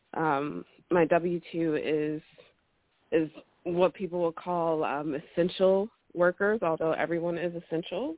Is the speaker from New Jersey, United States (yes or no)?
yes; New Jersey, United States; I'm from New Jersey